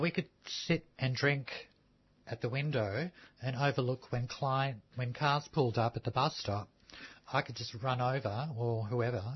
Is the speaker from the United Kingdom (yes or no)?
no; Melbourne, Victoria, Australia; also born or lived in Sydney; I grew up in the Fitzroy Housing Commission just down the road